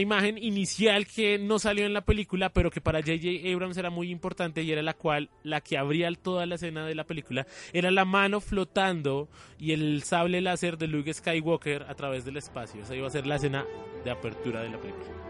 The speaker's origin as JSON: {"language": "Spanish", "country": "Colombia", "said": "nosotros pues somos colombianos"}